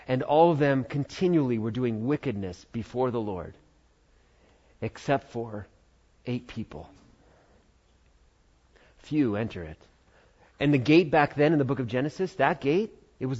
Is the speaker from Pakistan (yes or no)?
no; United States; we're American